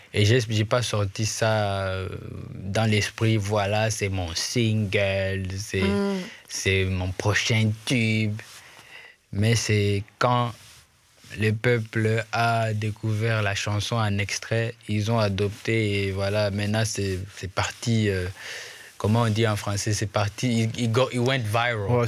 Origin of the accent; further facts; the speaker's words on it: Goma, North Kivu, DR Congo; first language Swahili; French is a second language; je suis de Goma